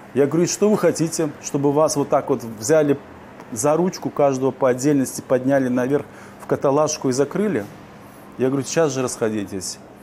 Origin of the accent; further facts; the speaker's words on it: Uzbekistan; also born or lived in Simferopol, Crimea / Kyiv, Ukraine; now in Warsaw, Poland; Я родился в Узбекистане, в депортации. Я никогда не считал Узбекистан своей родиной. Я знал, что я крымский татарин